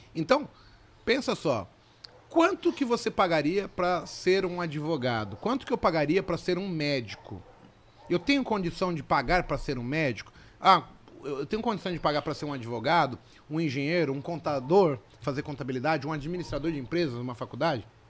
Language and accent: Portuguese; São Paulo, Brazil; also born or lived in Vila Brasilândia; Eu nasci na Vila Nova Cachoeirinha. Eu, eu, há pouco tempo, cara, seis anos atrás, eu morava ali na Vila Brasilândia